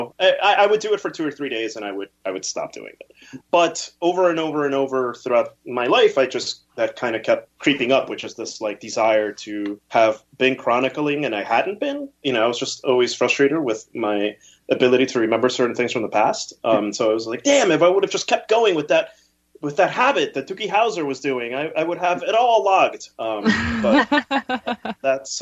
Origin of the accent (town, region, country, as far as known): New Jersey, United States; born or raised there; English is a second language; also born or lived in Peru